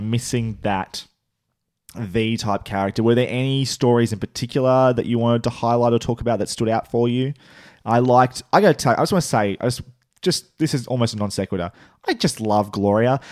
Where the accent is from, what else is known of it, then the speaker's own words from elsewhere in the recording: Australia; accent: Australian; our, our accents.